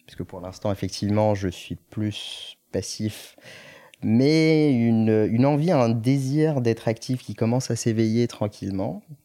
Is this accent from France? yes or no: no; Morocco; moved away as an adult; je, suis né, j'ai grandi au Maroc jusqu'à mes 18 ans et je suis venu après pour mes études sup